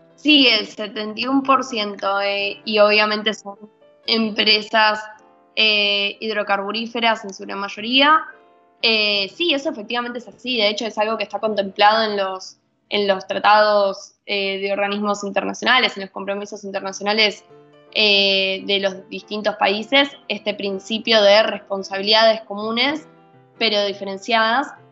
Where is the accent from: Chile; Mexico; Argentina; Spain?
Argentina